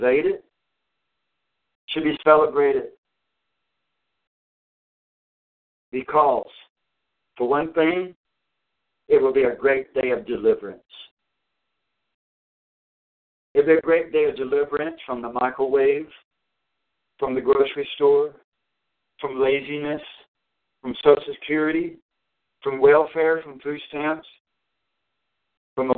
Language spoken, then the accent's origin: English; United States; I am American, and I'm a proud American.